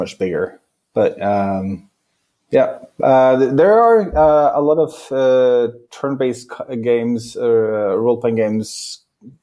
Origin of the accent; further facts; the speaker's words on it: Oslo, Norway; I grew up in Oslo, Norway